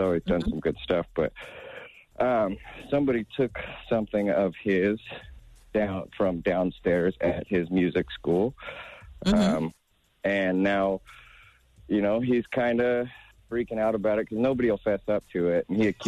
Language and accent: English; Washington, United States; Like, I'm from Washington. We're from Washington State.